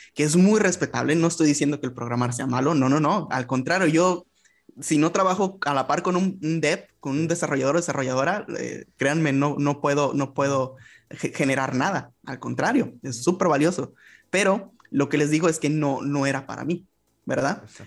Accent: Ensenada, Baja California, Mexico; soy mexicano, eh, yo soy del norte del país, me encuentro en Baja California y en el municipio concretamente de Ensenada

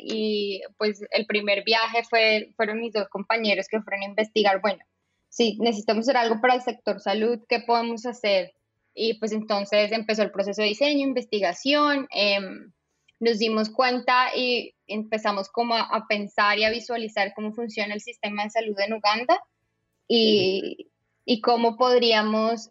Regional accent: Colombia; moved away as an adult; also born or lived in Bogotá / Netherlands; now in Austin, United States; soy colombiana, como ya eh, escuchan en mi acento

